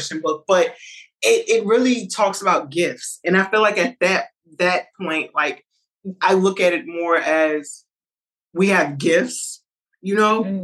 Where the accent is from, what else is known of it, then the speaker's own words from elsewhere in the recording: Lynchburg, Virginia, United States; am from Lynchburg, Virginia. Nobody knows where that is